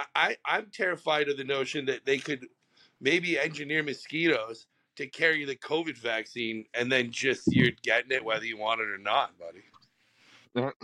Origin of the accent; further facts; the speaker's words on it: Canada; I'm fucking Canadian